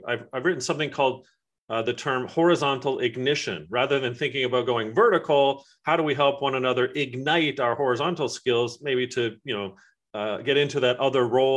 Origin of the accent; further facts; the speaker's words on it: England, United Kingdom; my family and I are from England